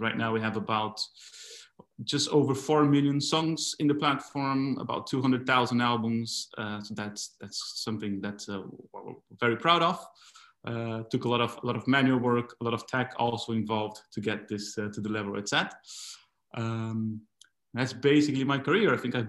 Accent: Brazil; moved away; also born or lived in Argentina; I'm originally from Brazil, but I was living in Argentina at the time. I lived about 16, 17 years there.

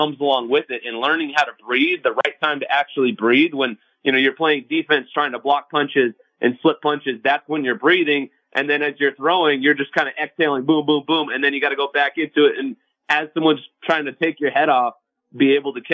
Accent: Southern California, United States; now in Las Vegas, United States; I'm from Southern California

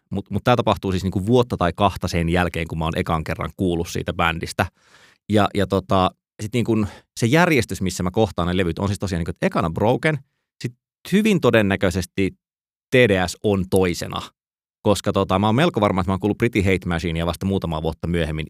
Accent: Joensuu, North Karelia, Finland; mä oon siis kotoisin Joensuusta

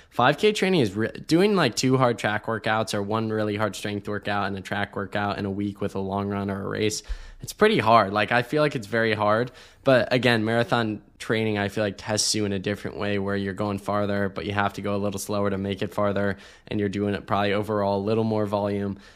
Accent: Ohio, United States; now in Austin, United States; growing up in Ohio

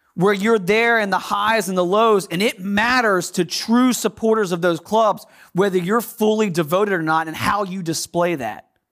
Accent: United States; accent: American; my American accent

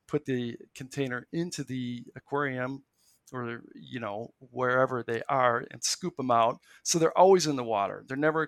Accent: Milwaukee, Wisconsin, United States; I grew up in the Milwaukee metro area

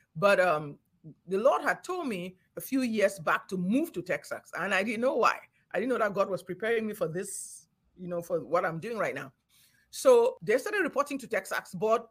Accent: Cameroon; moved away; also born or lived in Nigeria; I grew up in Cameroon when things were still peaceful and nice

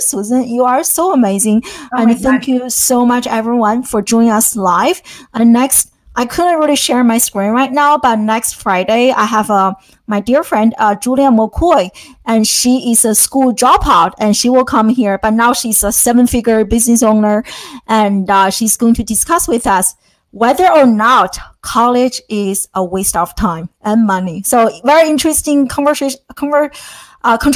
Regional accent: China; now in United States; I came from a totally different kind of STEM focused educational background, growing up in China

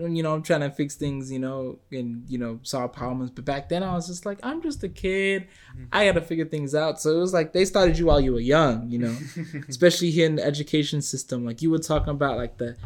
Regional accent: United States; as a, you know, American person

